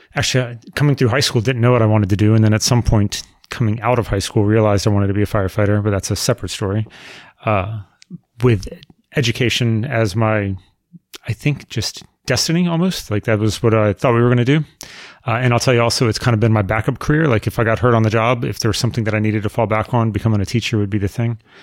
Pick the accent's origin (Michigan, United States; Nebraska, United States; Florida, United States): Florida, United States; Melrose; also born or lived in Jacksonville, Florida / Middleburg, Florida; We moved to my house in Melrose when I was, uh, in middle school, and I've lived at the same house ever since